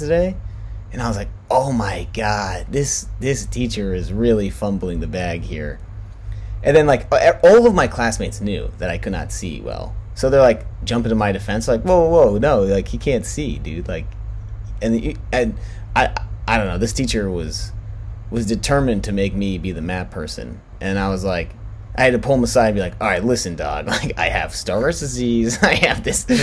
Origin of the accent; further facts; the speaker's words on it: New York City, New York, United States; I grew up in New York City